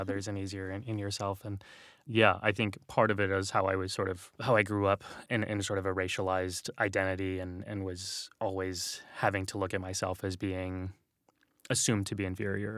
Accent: San Antonio, Texas, United States; moved away; we grew up in San Antonio

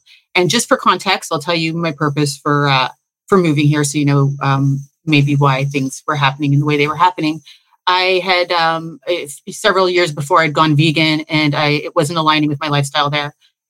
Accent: Toronto, Ontario, Canada; now in Belize; I came from Toronto I won't get into all the realizations and the awakenings I had there

